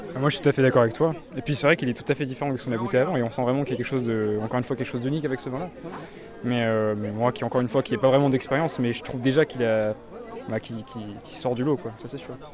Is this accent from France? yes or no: yes; Burgundy, Bourgogne-Franche-Comté, France; je viens de Bourgogne